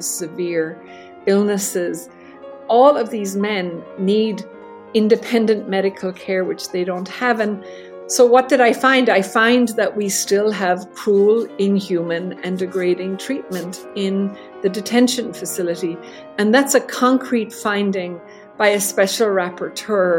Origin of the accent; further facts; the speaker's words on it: Ireland; I'm Irish